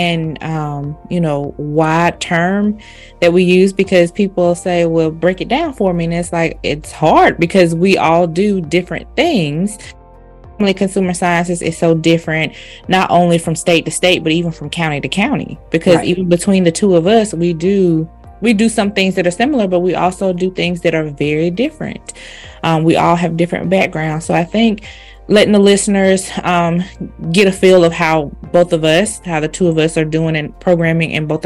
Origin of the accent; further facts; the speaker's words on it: Selma, Alabama, United States; I am originally from Alabama, small town, Selma, Alabama.